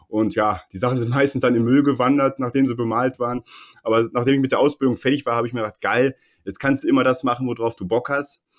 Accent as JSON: {"language": "German", "town": "Bochum", "region": "North Rhine-Westphalia", "country": "Germany", "tie": "born there", "lives_now": "Herne, Germany", "said": "ich muss leider zugeben, ich bin äh, gebürtiger Bochumer. Ich wohne jetzt äh, nur in Herne, weil die, die Mieten"}